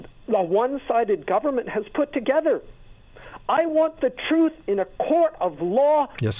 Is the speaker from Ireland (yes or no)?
no; Canada; As a Canadian citizen